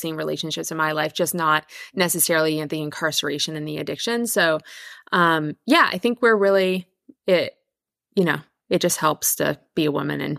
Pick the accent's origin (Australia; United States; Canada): Canada; Victoria, British Columbia; I'm from Canada. I grew up in Victoria on Vancouver Island.